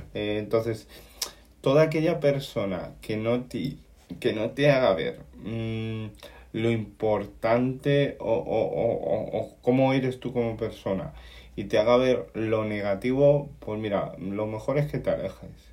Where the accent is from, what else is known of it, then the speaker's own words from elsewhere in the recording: Canary Islands, Spain; soy un canario raro